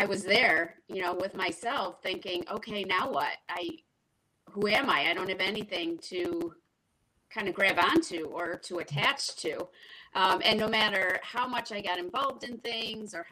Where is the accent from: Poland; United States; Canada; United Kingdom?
United States; Rochester, New York; now in Webster, United States; I was born and raised in Rochester, New York